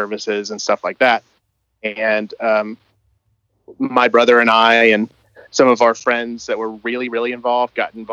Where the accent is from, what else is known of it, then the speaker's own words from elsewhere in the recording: Memphis, Tennessee, United States; also born or lived in Collierville, Tennessee; I grew up, like I said, in Memphis